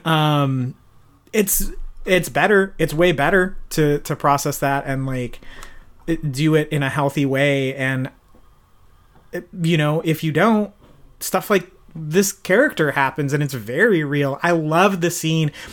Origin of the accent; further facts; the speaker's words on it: Bakersfield, California, United States; I'm from Bakersfield, California